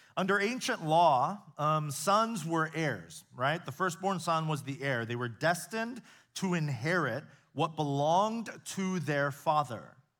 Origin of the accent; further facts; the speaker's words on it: United States; I grew up here in the States, so I've spent my entire life here